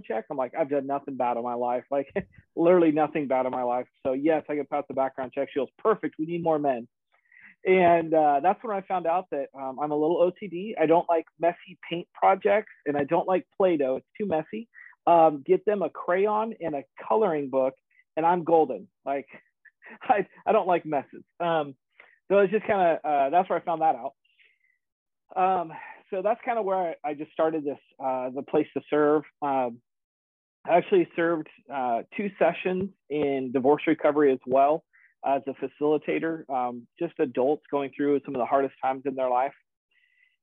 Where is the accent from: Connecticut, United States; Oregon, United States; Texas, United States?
Oregon, United States; moved away as an adult; I was born and raised in Oregon